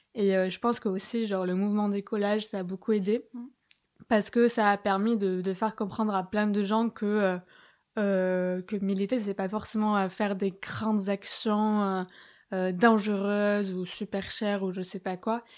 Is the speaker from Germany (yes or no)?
no; Bayonne, Nouvelle-Aquitaine, France; moved away as an adult; also born or lived in Paris; j'étais au lycée à Bayonne